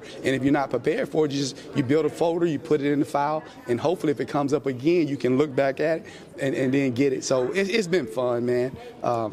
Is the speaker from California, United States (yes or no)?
no; Southeast Arkansas, United States; moved away as an adult; also born or lived in Kentucky / Florida; I'm from Southeast Arkansas, and it's home to me